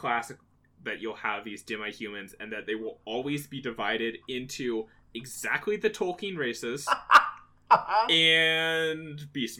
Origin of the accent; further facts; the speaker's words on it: United States; as an American